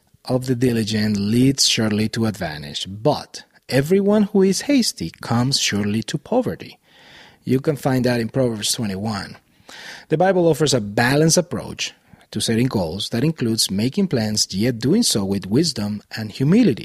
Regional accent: Venezuela; moved away as an adult; also born or lived in Miami, Florida, United States; now in Boulder Valley, Colorado, United States; I was born and raised in Venezuela until I was 21 years old. Then as a family, we moved to Miami, Florida in the United States

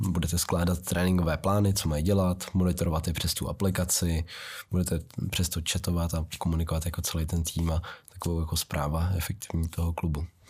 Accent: Czechia; já jsem vyrůstal v sídlišti v Vysoké Vítě

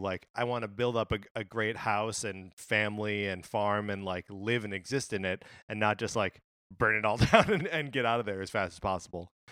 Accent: Wisconsin, United States; moved away; I grew up in Wisconsin

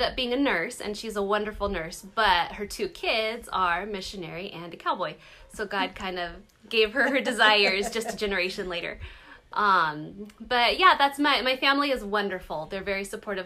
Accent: California, United States; I grew up in California in this little teeny tiny town

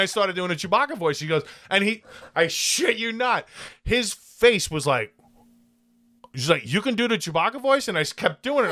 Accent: United States; I was born here

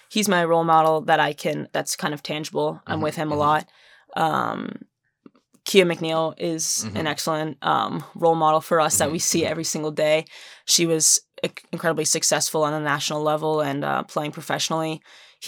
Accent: Massachusetts, United States; I grew up in Massachusetts

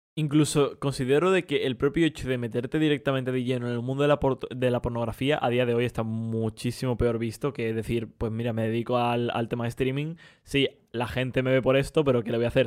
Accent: Spain; nosotros que somos españoles

